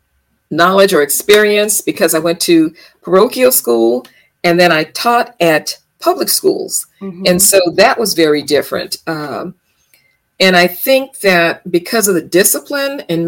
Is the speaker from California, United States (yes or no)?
yes; Los Angeles, California, United States; I was born and raised in Los Angeles, California